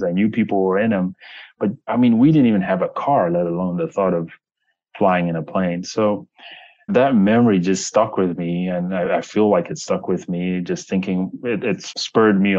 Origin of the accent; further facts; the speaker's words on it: Zambezi, North-Western Province, Zambia; I come from Zambia, a very remote, poor area of, I should say Zambezi, a very remote, poor area of Zambia, and very rural. At the time, I grew up in a place where there was one car in the entire town.